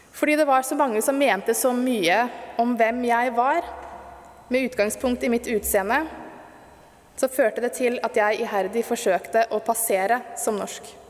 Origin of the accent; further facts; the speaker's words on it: Stokke, Vestfold, Norway; da jeg vokste opp i Stokke på 80- og 90-tallet